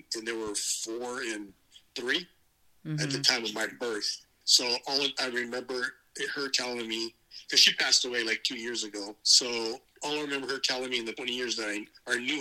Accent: Gilroy, California, United States; also born or lived in San Jose, California; I was born in San Jose, California. And the parents that adopted me raised me in Gilroy, California

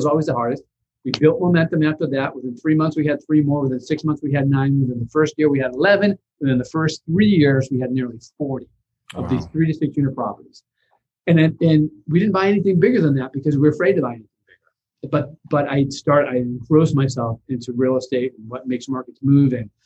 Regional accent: Boston, Massachusetts, United States; I come from a lower middle class family, blue collar family in Boston.

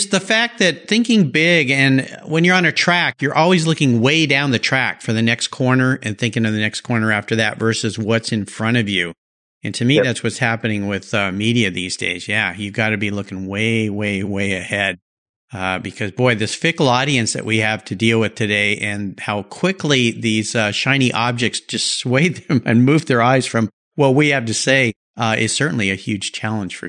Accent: La Jolla, California, United States; I grew up in La Jolla, California

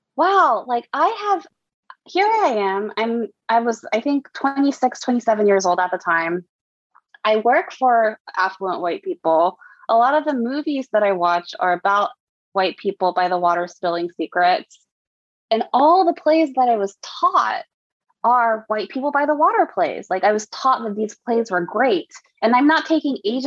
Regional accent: Lexington, Kentucky, United States; moved away; also born or lived in Kamakura, Japan; I grew up in Kamakura, Japan, in Lexington, Kentucky

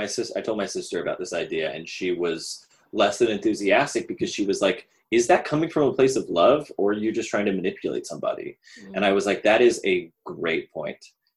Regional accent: the South, United States; I am a cis white male, and I grew up in the South, and I grew up to wonderful religious conservative parents.

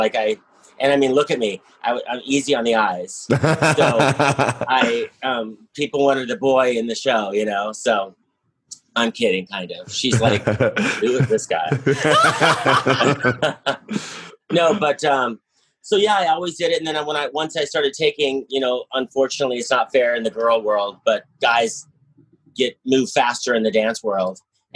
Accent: Utah, United States; I grew up in Utah

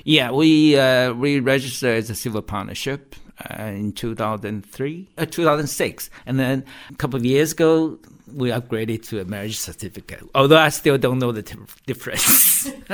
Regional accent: Taiwan; moved away as an adult; now in United Kingdom; I can go back to visit Taiwan anytime I want. And uh, and Taiwan seemed to be a more open society than what I know or grew up with.

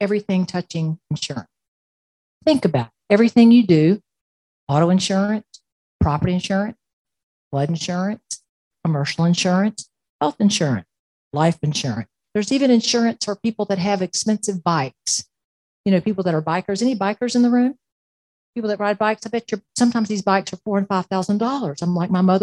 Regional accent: Plant City, Florida, United States; now in Tallahassee, United States; I grew up in Plant City, which is a marvelous town between Tampa and Orlando

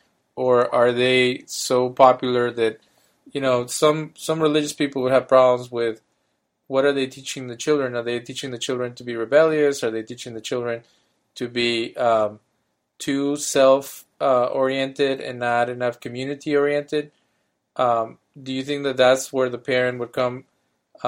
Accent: Mexico; as a kid in Mexico

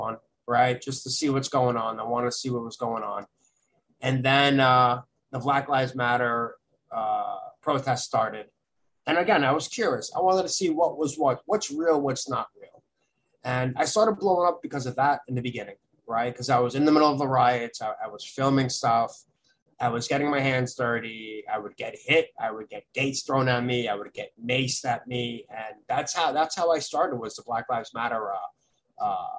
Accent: New York City, New York, United States; I grew up in Brooklyn, in the Midwood area of Brooklyn

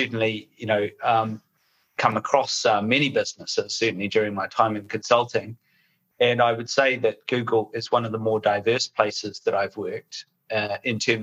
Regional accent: New Zealand; moved away as an adult; now in United Kingdom; You can probably tell from my accent, I'm a New Zealander

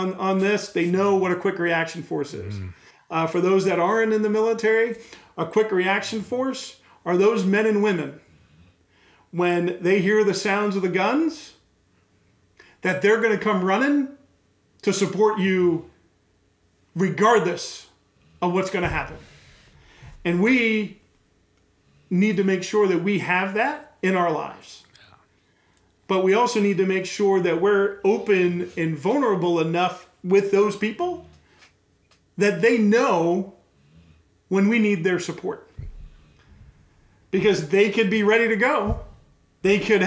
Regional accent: Long Island, New York, United States; I grew up on Long Island.

